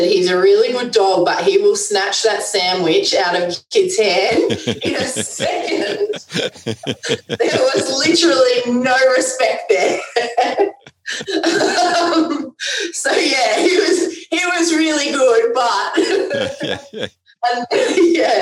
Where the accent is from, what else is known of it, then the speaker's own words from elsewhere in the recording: Canberra, Australian Capital Territory, Australia; where I live in Canberra, I was brought up in Western Creek, which is a little area